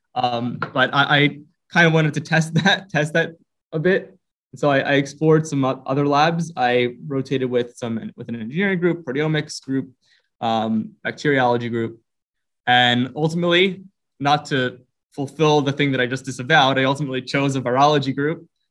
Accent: Philadelphia, Pennsylvania, United States; I was born and raised in Philadelphia um, in a neighborhood there called Roxborough

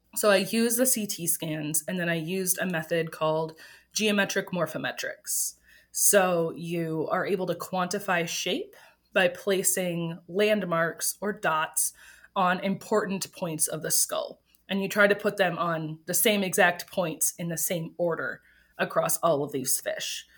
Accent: Green Bay, Wisconsin, United States; moved away as an adult; I grew up in Green Bay, Wisconsin

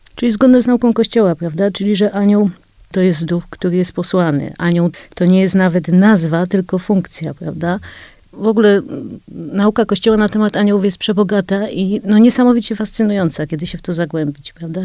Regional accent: Kraków, Lesser Poland, Poland; urodziłam się w Krakowie

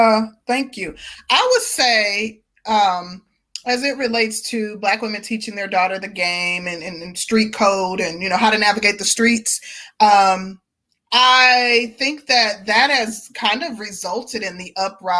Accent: Milwaukee, Wisconsin, United States; I'm originally from Milwaukee, but I was raised in a small town.

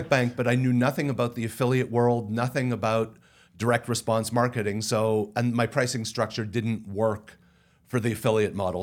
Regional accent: Canada; I'm Canadian and speak French

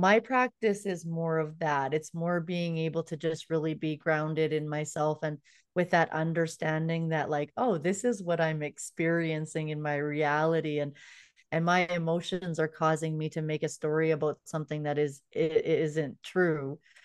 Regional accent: Canada; I'm from Canada

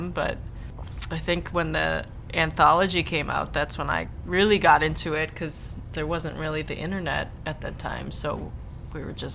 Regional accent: Madison, Wisconsin, United States; I'm from Madison, Wisconsin.

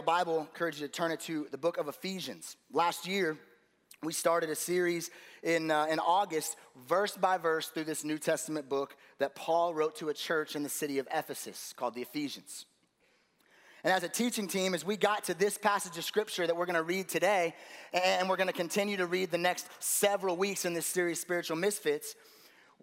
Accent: Las Vegas, Nevada, United States; I grew up here in Las Vegas

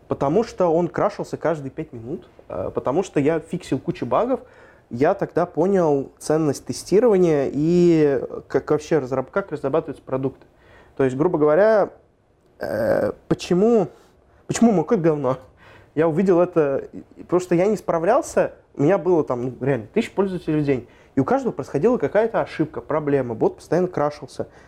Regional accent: Moscow Oblast, Russia; я сам из Подмосковья.

